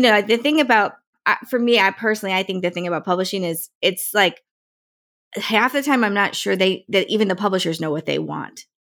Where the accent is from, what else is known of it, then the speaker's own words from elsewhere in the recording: Morris County, New Jersey, United States; moved away; I grew up in Morris